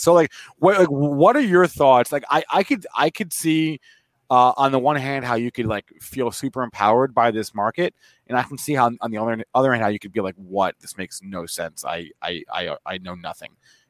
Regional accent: East Brunswick, New Jersey, United States; You and I are actually from the same neck of the woods down in Central Jersey. So good to talk to. I'm from East Brunswick.

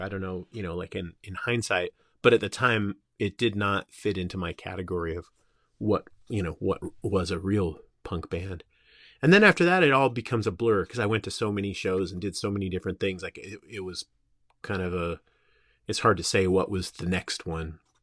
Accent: Simi Valley, California, United States; I grew up in Simi Valley, which was, um, on the edge of Ventura County.

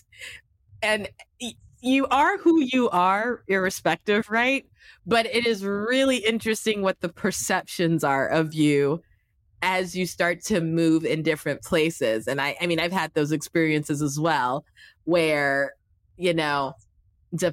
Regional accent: Yaoundé, Centre, Cameroon; accent: American; moved away; I grew up in Yaoundé

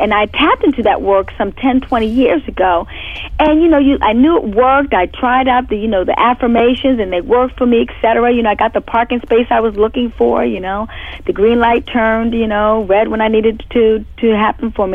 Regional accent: Houston, Texas, United States; I'm from the Houston, Texas area

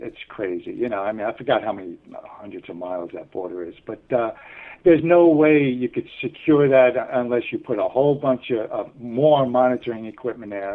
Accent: New York City, New York, United States; moved away as an adult; when I was growing up in New York

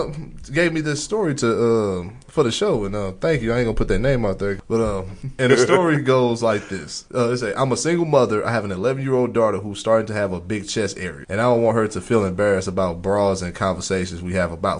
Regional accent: St. Louis, Missouri, United States; we're from St. Louis

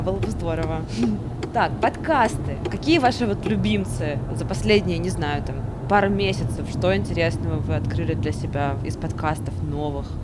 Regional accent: Samara, Samara Oblast, Russia; now in Moscow, Russia; Я вот просто из Самары сама

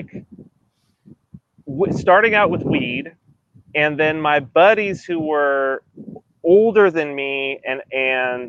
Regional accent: San Bernardino, California, United States; I'm from San Bernardino, California, which is like desert.

